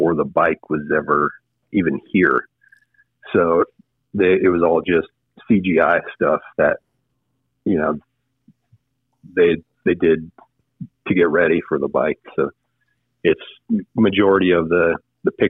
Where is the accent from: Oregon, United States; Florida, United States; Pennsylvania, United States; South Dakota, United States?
South Dakota, United States; Deadwood; moved away; I'm from Deadwood